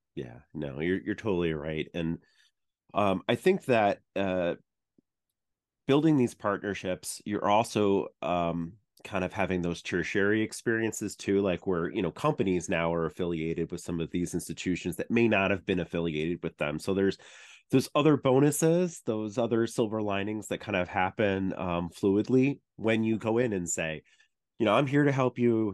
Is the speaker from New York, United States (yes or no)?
yes; Long Island, New York, United States; I grew up in Long Island